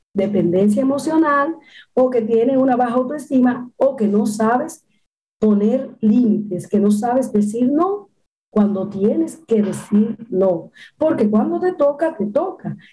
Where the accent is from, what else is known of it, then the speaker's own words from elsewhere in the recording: Dominican Republic; en mi país, República Dominicana